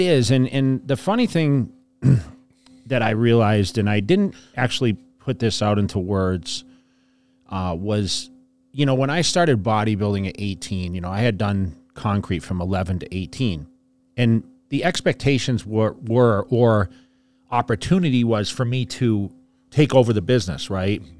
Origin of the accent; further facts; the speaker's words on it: fifty miles west of Boston, Massachusetts, United States; I always say I'm from Boston, fifty miles west of Boston.